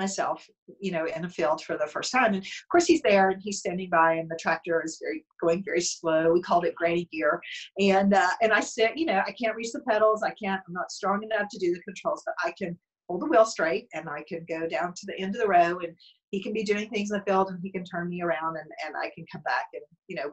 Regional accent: Bledsoe County, Tennessee, United States; moved away; my parents still live in where I grew up in Bledsoe County in Tennessee

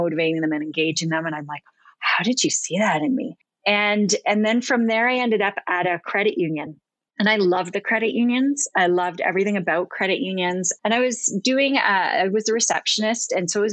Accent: Ontario, Canada; I'm from Ontario

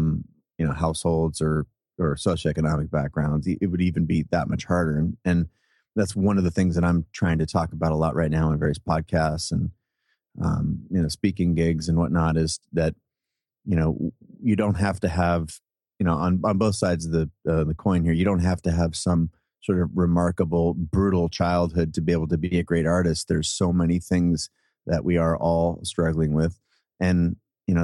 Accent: Seattle, Washington, United States; I grew up in Seattle, born and raised in Seattle.

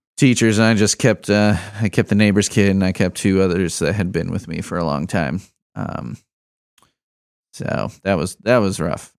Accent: Chicago, Illinois, United States; also born or lived in Bloomington; now in Lafayette, United States; I'm a Chicagoan

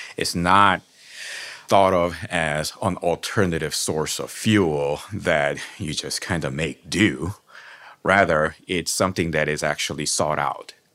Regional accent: South Korea; moved away; growing up in South Korea

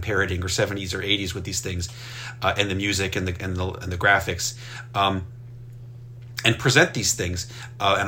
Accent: rural northwestern Maryland, United States; when I grew up in Maryland, I grew up in rural Maryland, in northwestern Maryland.

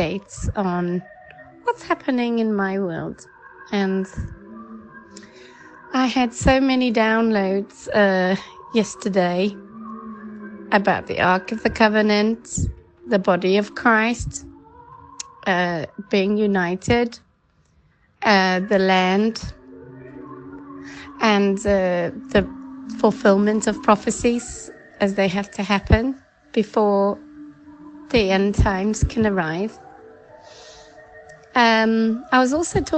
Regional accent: South Africa; now in England; I'm originally from South Africa

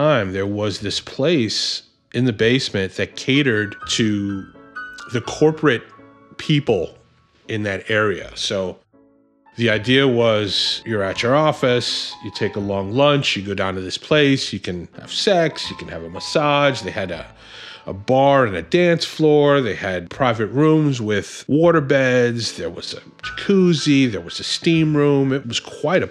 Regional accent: New York City, New York, United States; I grew up in the Bronx

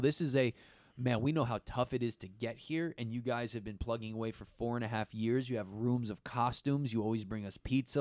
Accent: East Coast, United States; I grew up on the East Coast

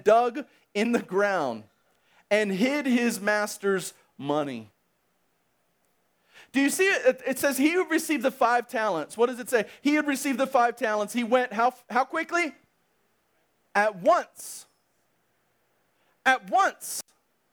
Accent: United States; I'm simply an American that has a regular job

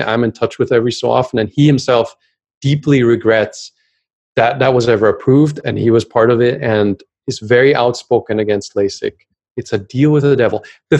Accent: Germany; English is a second language

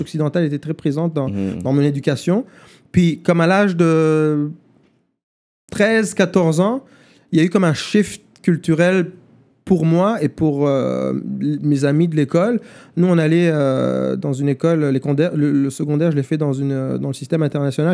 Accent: Rwanda; first language German; French is a second language; moved away; also born or lived in Germany; quand j'étais gamin au Rwanda

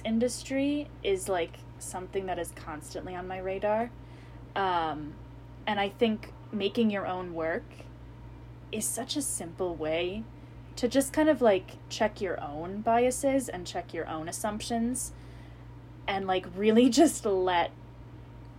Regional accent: Iowa, United States; I'm from Iowa

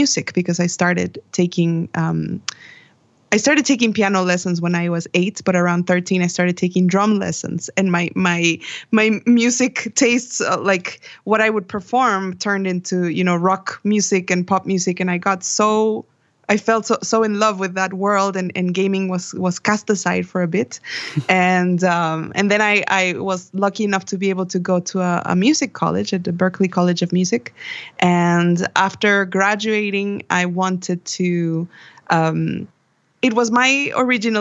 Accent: Monterrey, Nuevo León, Mexico; I am from Monterrey, Mexico, and I am a musician

